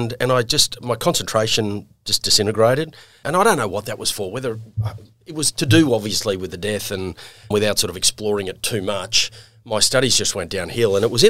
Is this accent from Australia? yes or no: yes; Brisbane, Queensland, Australia; also born or lived in Manly, New South Wales; So I spent my first 6 or 7 years in the North Shore, so out at Manly, hence my passion and love for Manly. And then my parents moved to Queensland, and I basically spent most of my adolescence in Queensland, in Brisbane.